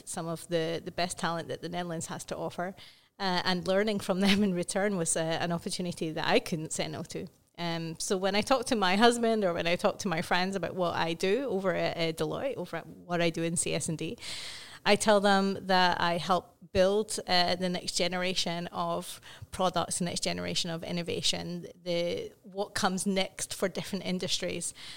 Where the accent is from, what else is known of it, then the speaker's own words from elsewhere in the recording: Scotland, United Kingdom; I am not Welsh, I am Scottish